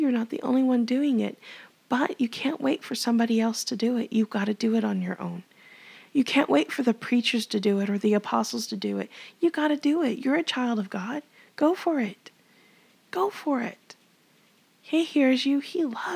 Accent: Texas, United States

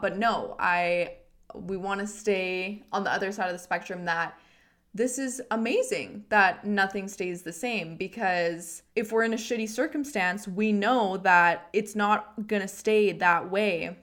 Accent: Edmonton, Alberta, Canada; I'm from Edmonton and I worked

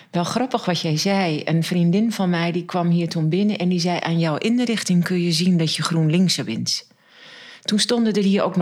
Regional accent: Alteveer, Groningen, Netherlands; Ja, nou, dat was een um, Alteveer ligt in de veenkolonie. En ik weet niet of je daar ooit geweest

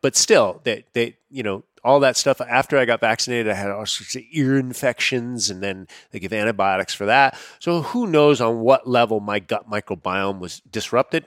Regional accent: United States; growing up as an American on processed foods

